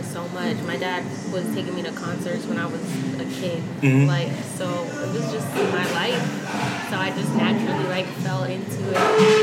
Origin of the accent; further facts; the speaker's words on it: Miami, Florida, United States; also born or lived in New Orleans, Louisiana; I grew up in Miami